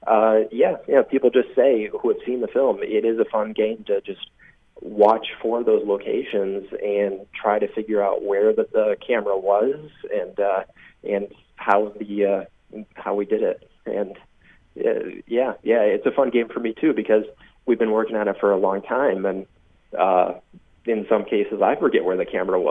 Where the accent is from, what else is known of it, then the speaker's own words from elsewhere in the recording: Panama, New York, United States; I'm from Panama, New York.